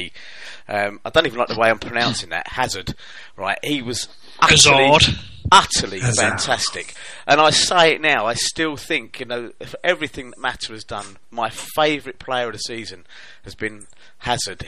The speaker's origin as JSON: {"language": "English", "region": "England", "country": "United Kingdom", "said": "I'm English"}